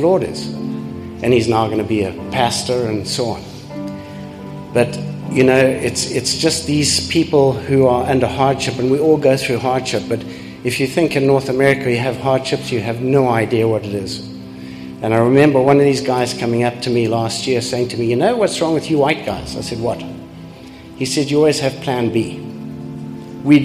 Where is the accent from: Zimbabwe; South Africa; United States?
Zimbabwe; also born or lived in Canada; I'm from Zimbabwe originally